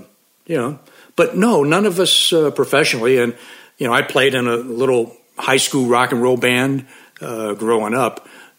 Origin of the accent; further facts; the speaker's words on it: St. Louis, Missouri, United States; Love my hometown. I've been a lifelong St. Louis Cardinal fan. And yeah, I'm a Midwest guy, just like you.